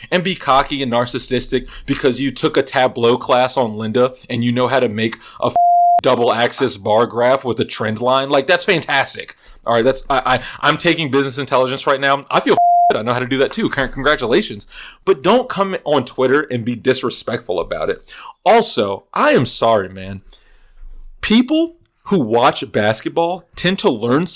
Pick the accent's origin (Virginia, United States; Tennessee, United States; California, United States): Virginia, United States; Richmond; I am from Richmond, Virginia